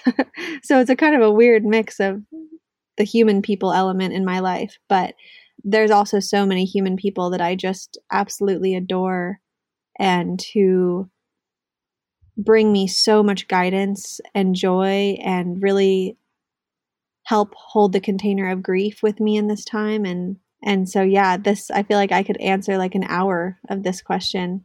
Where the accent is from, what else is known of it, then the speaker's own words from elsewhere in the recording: Southern California, United States; moved away as an adult; also born or lived in New York City, United States; now in Northern California, United States; I grew up in SoCal, Southern California. Um, I grew up in the suburbs